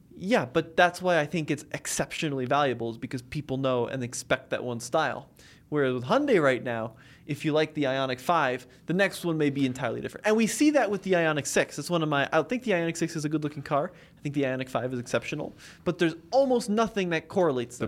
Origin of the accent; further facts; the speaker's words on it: United States; I'm an American in America